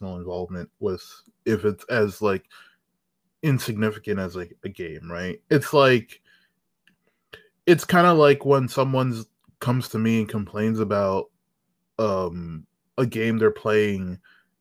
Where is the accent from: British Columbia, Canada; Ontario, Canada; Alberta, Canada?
Ontario, Canada; Toronto; I'm from the outskirts of Toronto